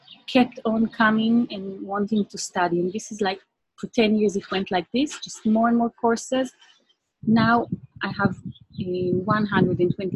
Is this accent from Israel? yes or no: yes; Israel; English is a second language; also born or lived in England; I came from Judah's Mountains